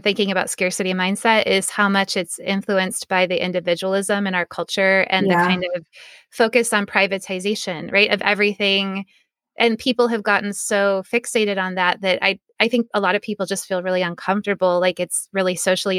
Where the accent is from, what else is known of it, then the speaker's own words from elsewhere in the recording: United States; also born or lived in Oregon; I'm American